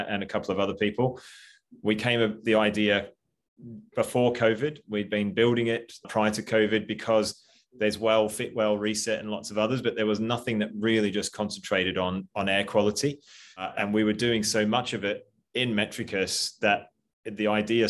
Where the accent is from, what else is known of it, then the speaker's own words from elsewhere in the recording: Australia; I'm Australian